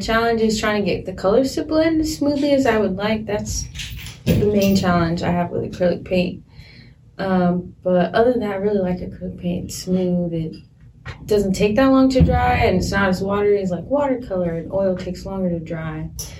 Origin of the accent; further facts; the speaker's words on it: California, United States; I'm from California.